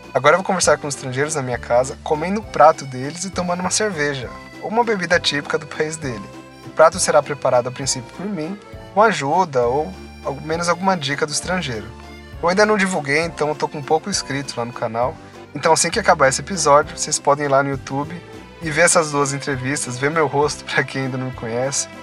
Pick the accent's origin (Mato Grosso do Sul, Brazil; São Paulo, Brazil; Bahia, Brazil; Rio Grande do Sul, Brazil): São Paulo, Brazil; eu sou de São Paulo